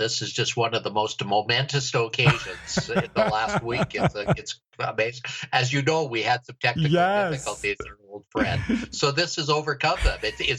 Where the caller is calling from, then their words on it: Edmonton, Alberta, Canada; I'm calling from Edmonton, Alberta, Canada. We're way up in the North Country, 5 hours due north of Montana, way up in God's country.